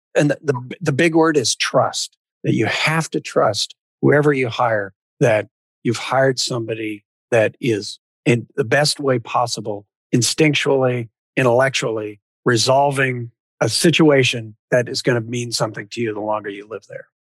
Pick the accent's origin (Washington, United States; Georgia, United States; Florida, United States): Washington, United States; Spokane; also born or lived in California / northern Idaho / southern British Columbia; I grew up with in Washington